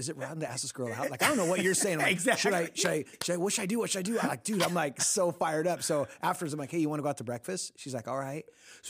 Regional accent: Costa Mesa, California, United States; born or raised there

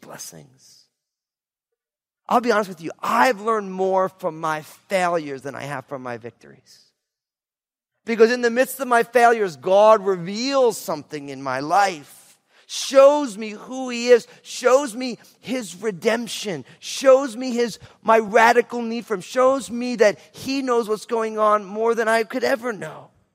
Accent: New Jersey, United States; moved away; also born or lived in Marin County, California; I'm from New Jersey

